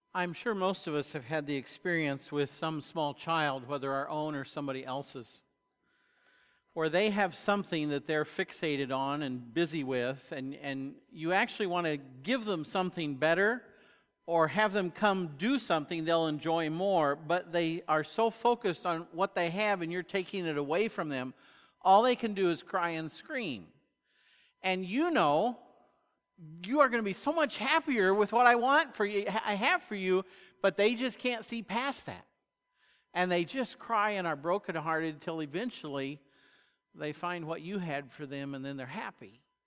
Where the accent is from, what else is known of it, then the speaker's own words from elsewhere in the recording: United States; American Christians